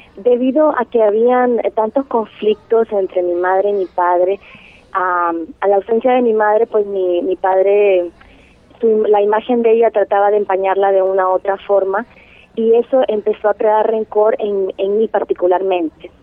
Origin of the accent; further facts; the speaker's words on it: San Pedro Sula, Cortés, Honduras; Nací originalmente en Honduras, en la ciudad de San Pedro Sula